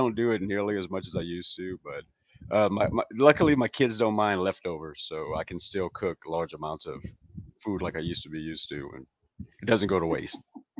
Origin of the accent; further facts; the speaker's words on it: New Iberia, Louisiana, United States; moved away as an adult; now in Houston, United States; I was born and raised in New Iberia, Louisiana, and my mom's family's from, and my dad's family's from St. Landry Parish, which is around Opelousas.